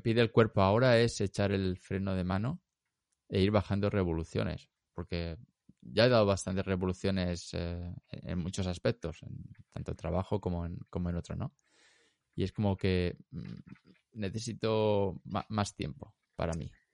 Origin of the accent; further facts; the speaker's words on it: Elche, Valencian Community, Spain; moved away; soy, como si de Elche